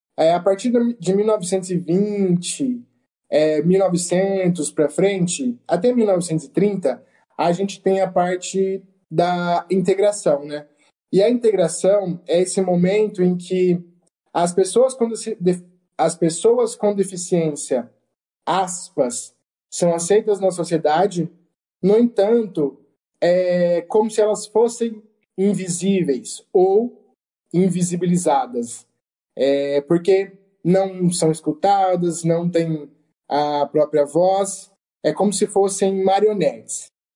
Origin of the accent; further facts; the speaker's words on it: Presidente Prudente, São Paulo, Brazil; eu sou de Presidente Prudente